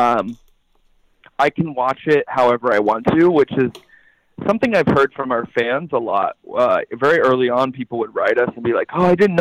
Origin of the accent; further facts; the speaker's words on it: Southeast Kansas, United States; I grew up in Kansas